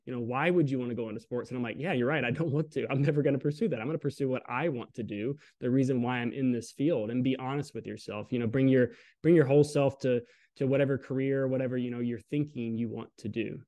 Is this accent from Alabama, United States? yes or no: yes; Southern Alabama, United States; I grew up in Southern Alabama